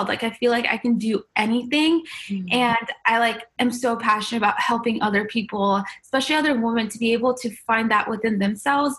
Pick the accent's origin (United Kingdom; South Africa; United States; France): United States; born or raised there; also born or lived in Iran